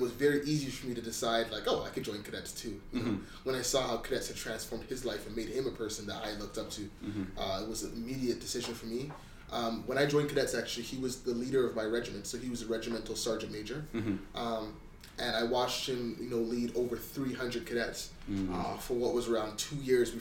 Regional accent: Mississauga, Ontario, Canada; growing up in Malton

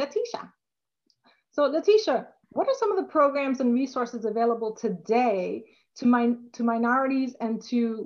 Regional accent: New York City, New York, United States; I am from the Bronx as well.

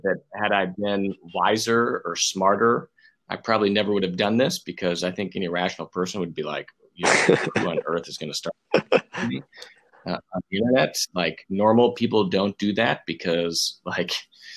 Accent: Texas, United States; I grew up in Texas. I'm from Texas

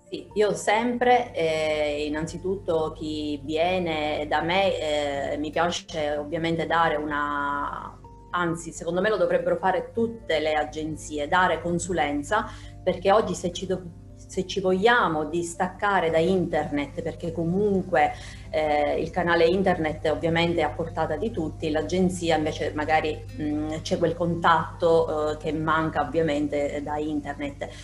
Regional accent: Sicily, Italy; io sono, mi definisco appunto un'isolana 100%, eh, vivo in Sicilia

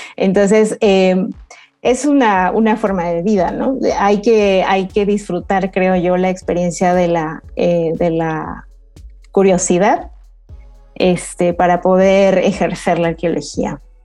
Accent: Peru; moved away; en mi tierra natal

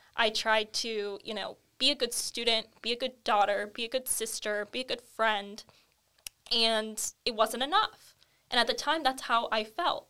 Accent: Camarillo, California, United States; I'm born and raised in Camarillo, California.

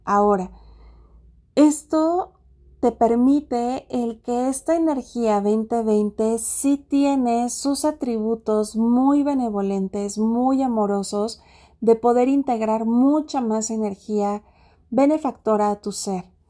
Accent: Mexico; en mi país, México

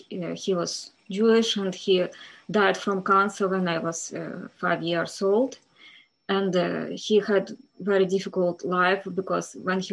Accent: Kyiv, Ukraine; English is a second language; moved away; I was born in Kyiv. This is capital of Ukraine, at the edge of Kyiv. And it was in 1980. It was like Soviet Union.

